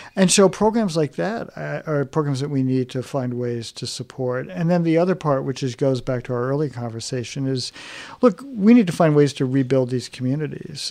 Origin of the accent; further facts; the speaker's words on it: New York, United States; moved away; also born or lived in Chicago; growing up in New York